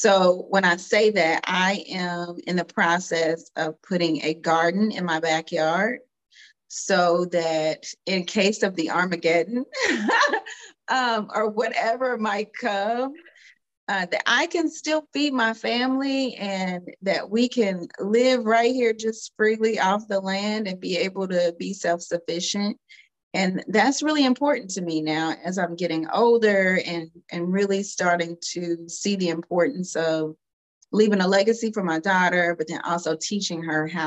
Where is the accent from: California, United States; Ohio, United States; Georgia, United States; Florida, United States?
Ohio, United States; Cincinnati; also born or lived in Louisville, Kentucky; I am a Louisville, Kentucky native, but I grew up in Cincinnati, Ohio.